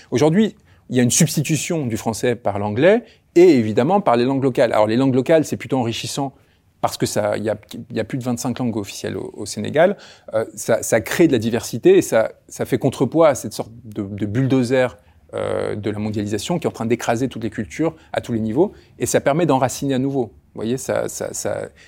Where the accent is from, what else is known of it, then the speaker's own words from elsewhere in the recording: France; Et en tant que {S1} Français, évidemment, la volonté de faire que mon pays puisse retrouver un chemin